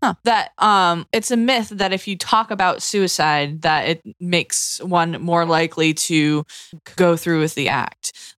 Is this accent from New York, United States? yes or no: no; Massachusetts, United States